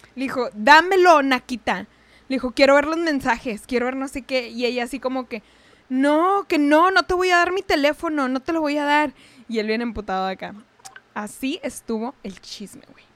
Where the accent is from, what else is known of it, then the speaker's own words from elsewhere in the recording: Chihuahua, Mexico; yo soy de allá, pues ya sabes, de Chihuahua